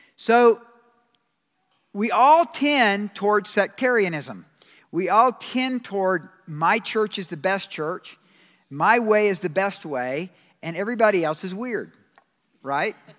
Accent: Georgia, United States; I'm from Georgia

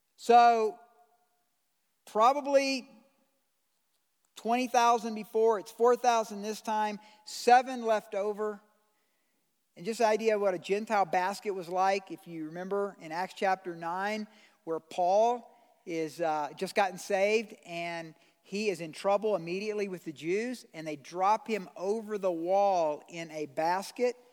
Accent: United States; I'm an American citizen

